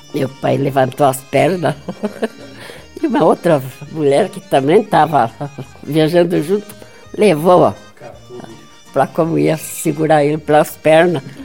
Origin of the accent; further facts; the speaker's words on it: Getúlio Vargas, Rio Grande do Sul, Brazil; moved away; also born or lived in Francisco Beltrão; Rio Grande do Sul, não. Município de Getúlio Vargas